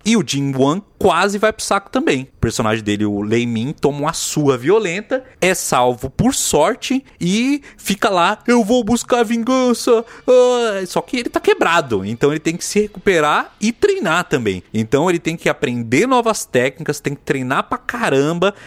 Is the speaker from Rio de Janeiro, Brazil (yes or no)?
no; Bahia, Brazil; now in São Paulo, Brazil; Eu lembro de quando era criança na Bahia, veja só, lá 92, 91